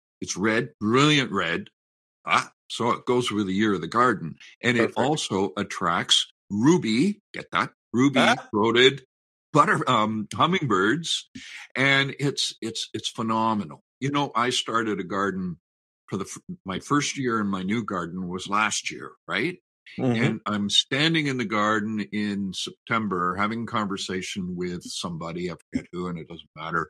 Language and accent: English; Canada; the pride I have in being a Canadian, a fifth generation Canadian